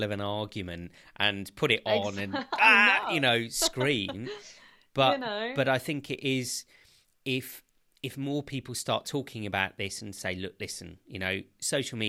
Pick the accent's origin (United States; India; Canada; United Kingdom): United Kingdom; I'm a Brit, was born here